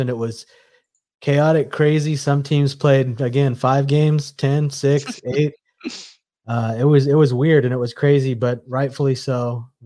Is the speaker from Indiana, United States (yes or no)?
yes; Indiana, United States; we grew up in Indiana, born in Indiana